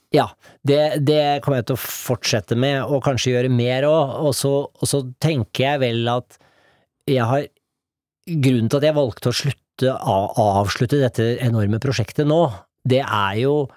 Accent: Norway; moved away; jeg er norsk fortsatt

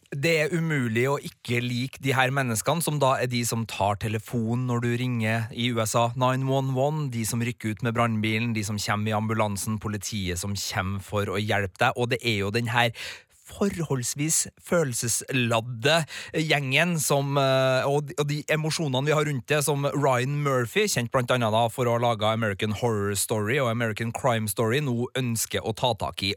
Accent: Trøndelag, Norway; så er jo både jeg og du, Birger, av trøndersk stamme, holdt jeg på å si. Vi, vi er jo trøndere

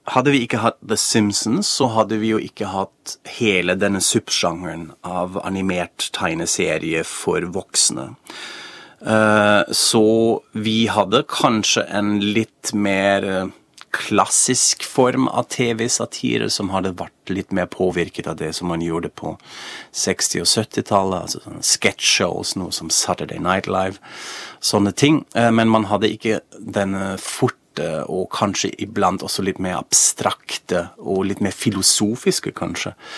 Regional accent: Germany; now in Norway; jeg er jo fra Tyskland egentlig

